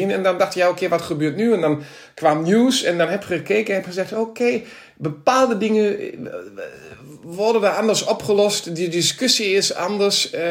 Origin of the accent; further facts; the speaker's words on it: Krefeld, North Rhine-Westphalia, Germany; Dutch is a second language; also born or lived in Berlin; groetjes vanuit, eh, ja, ik moet nu zeggen Noorwegen naar, naar Nederland, maar normaal van, vanuit Duitsland, Berlijn of Krefeld, waar ik vandaan kom.